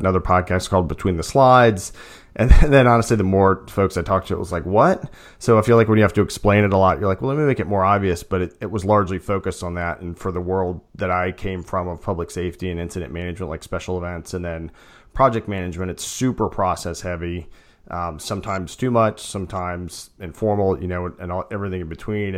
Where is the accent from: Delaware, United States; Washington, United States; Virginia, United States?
Virginia, United States; Chesterfield; I grew up in Chesterfield, so South Side.